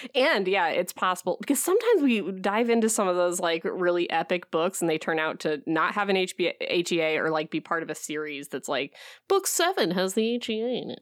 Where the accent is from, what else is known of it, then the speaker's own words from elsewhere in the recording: Midwest, United States; now in Alaska, United States; I'm from the Midwest